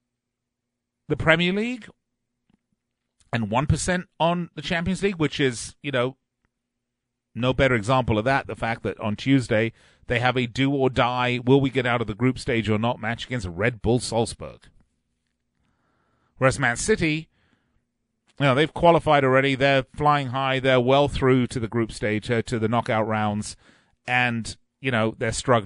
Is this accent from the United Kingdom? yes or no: yes; England, United Kingdom; growing up in England